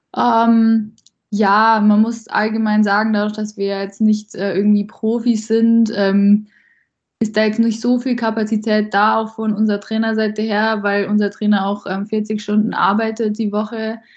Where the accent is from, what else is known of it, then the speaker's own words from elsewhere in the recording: Landshut, Bavaria, Germany; also born or lived in Ingolstadt; mit der bin ich zusammen in Landshut schon aufgewachsen